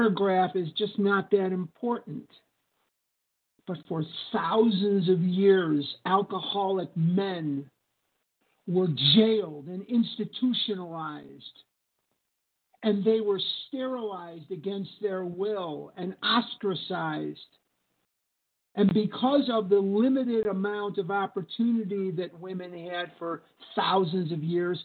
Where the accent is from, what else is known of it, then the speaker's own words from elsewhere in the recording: Chicago, Illinois, United States; now in Scottsdale, United States; I live in Scottsdale, Arizona, but I'm born and raised in Chicago, Illinois, crown jewel of the Midwest.